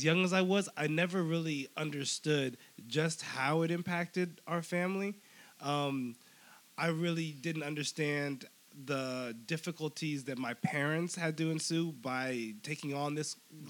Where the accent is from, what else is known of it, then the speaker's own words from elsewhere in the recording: San Mateo, California, United States; moved away as an adult; also born or lived in Stockton, California; now in Los Angeles, United States; San Mateo, California. It's a very small town that is a super suburb.